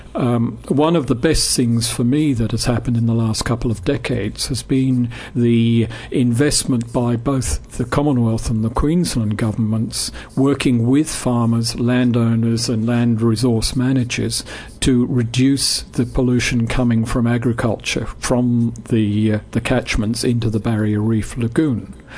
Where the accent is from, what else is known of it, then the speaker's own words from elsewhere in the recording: England, United Kingdom; I grew up in England